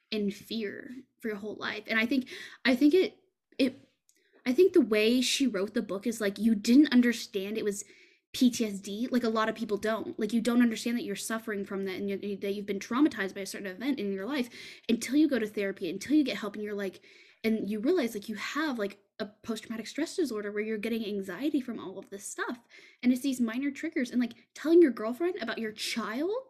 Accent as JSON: {"language": "English", "region": "Texas", "country": "United States", "tie": "born or raised there", "said": "that's not something that in fucking Texas, they don't teach you that kind of shit."}